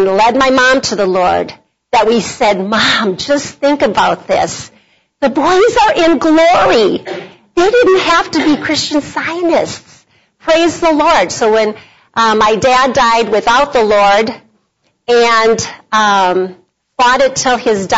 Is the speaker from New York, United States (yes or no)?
no; Bloomington, Minnesota, United States; I was from Bloomington, Minnesota, so I was a suburbanite girl